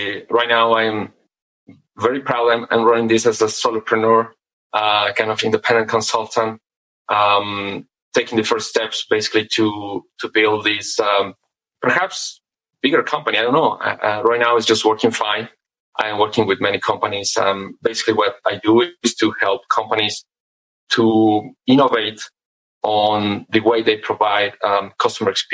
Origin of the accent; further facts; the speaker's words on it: Mexico; also born or lived in United Kingdom; Born and raised in Mexico. I did my undergraduate education here in Mexico.